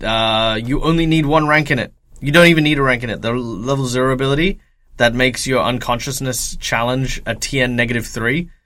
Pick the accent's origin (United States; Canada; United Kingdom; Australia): Australia; I'm Australian.